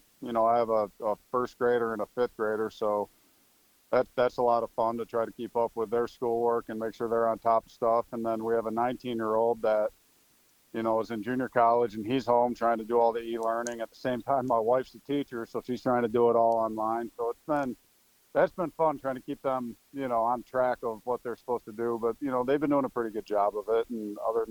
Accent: Michigan, United States; moved away as an adult; I'm from Michigan

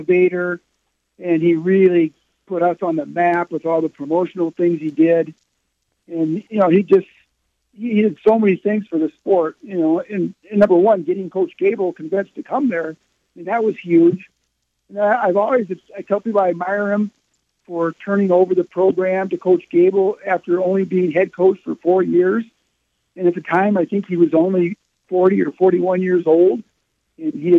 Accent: Waterloo, Iowa, United States; I decided to go back to my hometown of Waterloo and start a banking career

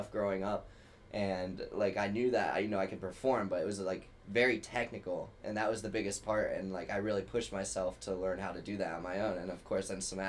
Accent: Dayton, Ohio, United States; moved away as an adult; now in Chicago, United States; I'm from Dayton, Ohio.

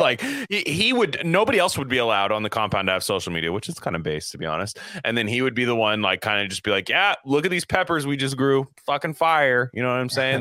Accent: California, United States; I'm from California

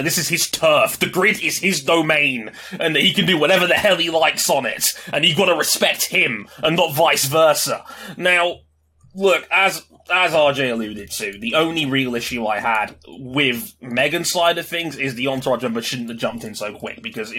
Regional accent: United Kingdom; being the British guy

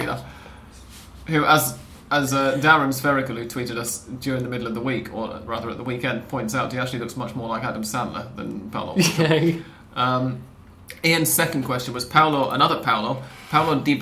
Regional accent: England, United Kingdom; we're English

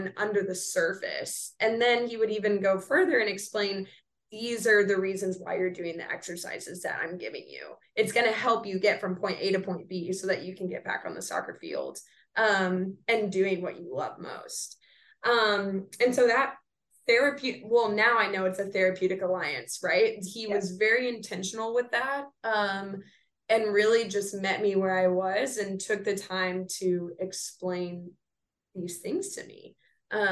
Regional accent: San Antonio, Texas, United States; now in Dallas, United States; I'm originally from San Antonio

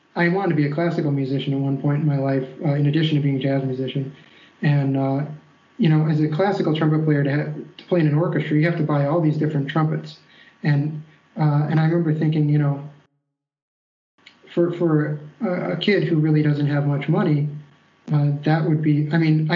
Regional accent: Ann Arbor, Michigan, United States; born or raised there; also born or lived in New York

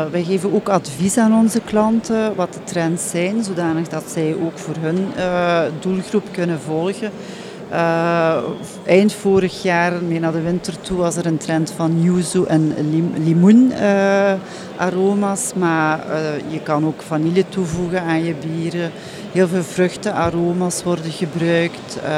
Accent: Hasselt, Flanders, Belgium; wij zijn afkomstig van Hasselt. Mhm. Uh, Hasselt is de hoofdstad van, hoofdstad van de smaak.

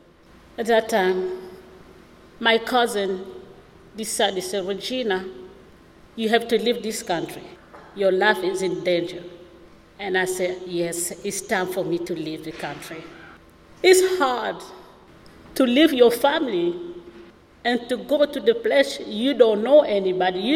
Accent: DR Congo; English is a second language; moved away as an adult; now in Milwaukee, United States; I'm from Democratic Republic of the Congo

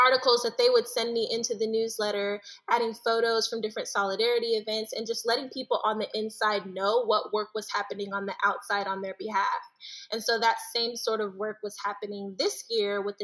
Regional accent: Detroit, Michigan, United States; moved away as an adult; also born or lived in Pontiac, Michigan; now in Washington, United States; I'm originally from Detroit, Michigan.

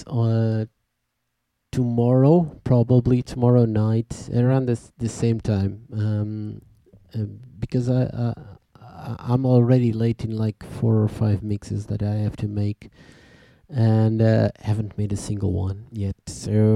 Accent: Portugal; we are from Portugal

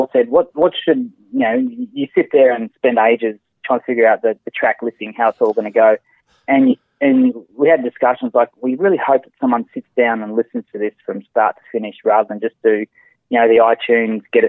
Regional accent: Canberra, Australian Capital Territory, Australia; moved away; we were in an earlier band called Switch 3, and we're from Canberra

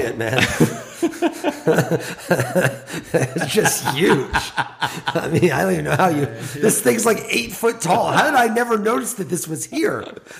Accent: United States; I grew up in the United States public school system

